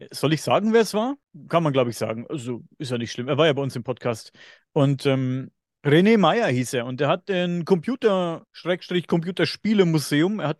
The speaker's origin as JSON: {"language": "German", "region": "Bavaria", "country": "Germany", "accent": "Upper Franconian", "said": "Ich klinge immer noch wie ein Bauer, aber ich bin ja Oberfranke und wir sind ja ein bisschen sprachbehindert, sagen, behaupten böse Zungen, sag ich mal. Ich habe ja eigentlich einen ganz krassen oberfränkischen, oberfränkischen Dialekt, den ich nicht ganz verstecken kann"}